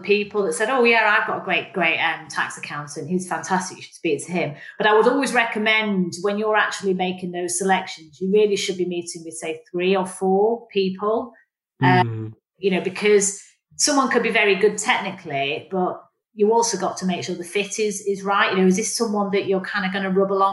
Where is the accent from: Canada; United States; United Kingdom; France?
United Kingdom; Manchester, North West England; now in London, United Kingdom; when I was a kid growing up in Manchester